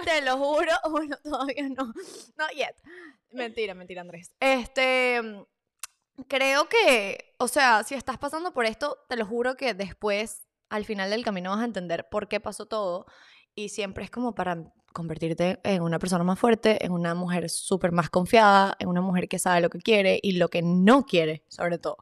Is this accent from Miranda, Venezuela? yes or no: no; Valencia, Carabobo, Venezuela; Somos de Valencia City, claro que ya es, en ah, Venezuela